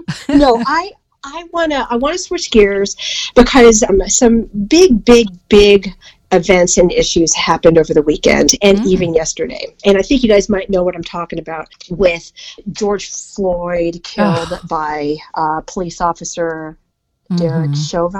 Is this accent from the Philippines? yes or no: yes; Philippines; I mean, you both know I'm Filipino